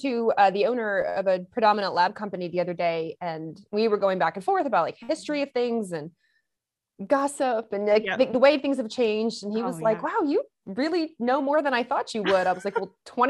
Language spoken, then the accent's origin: English; Lexington, Kentucky, United States; also born or lived in Michigan; I grew up in Lexington, Kentucky. I'm not from there. I'm from Michigan. So I am a northerner, right? And, but I grew, believe it or not, due to my dad's job, we moved to Lexington, Kentucky.